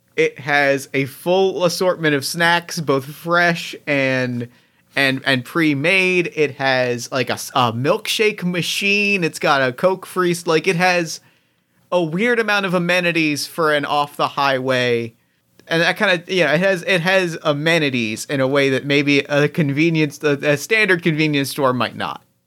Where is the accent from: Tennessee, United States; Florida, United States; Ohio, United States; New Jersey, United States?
New Jersey, United States; Mount Holly; growing up in Mount Holly, New Jersey